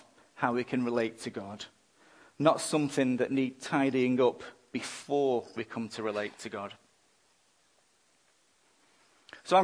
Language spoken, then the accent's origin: English; England, United Kingdom; now in Australia; I'm an Englishman